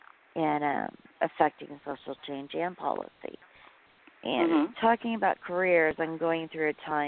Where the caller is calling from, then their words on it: Tulsa, Oklahoma, United States; Well, I'm calling from Tulsa.